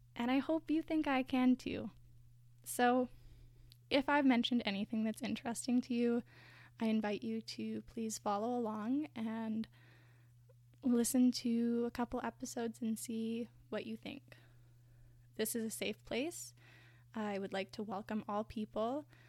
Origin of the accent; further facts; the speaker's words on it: Canada; my own identity as a white person in Canada